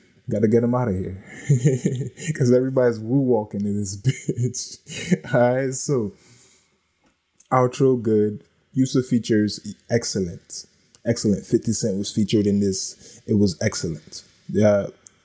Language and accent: English; East Coast, United States; moved away; also born or lived in Los Angeles; I lived in Nipsey Hussle's hood and I grew up on the East